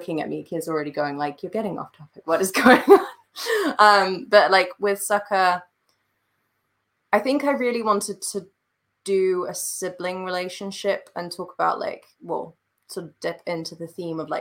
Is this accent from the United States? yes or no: no; Switzerland; moved away; I'm European. I grew up in Switzerland.